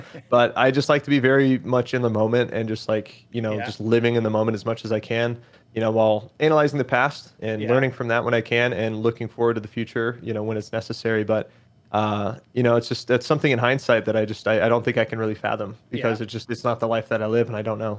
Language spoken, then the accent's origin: English; Eugene, Oregon, United States; So I grew up in Oregon, born and raised in a town called Eugene. It's the home of University of Oregon, Oregon Ducks, for anybody who likes college ball.